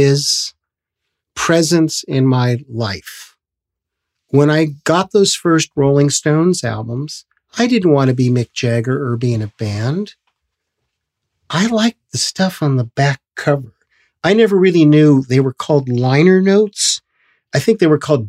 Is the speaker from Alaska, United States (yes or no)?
no; Los Angeles, California, United States; I'm from Hollywood, but you see, I didn't have to reinvent myself in Hollywood. I didn't come to Hollywood to make it. I'm born in Hollywood.